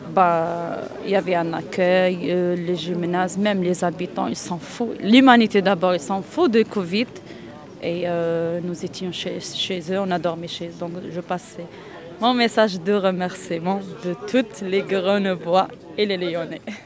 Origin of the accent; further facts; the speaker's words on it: Oran, Oran Province, Algeria; moved away as an adult; now in France; Je suis née en Algérie, grandi en Algérie